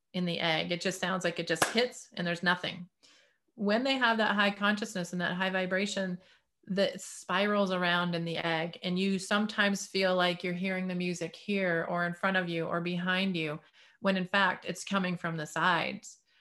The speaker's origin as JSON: {"language": "English", "town": "Detroit", "region": "Michigan", "country": "United States", "tie": "born or raised there", "said": "growing up in the Detroit area"}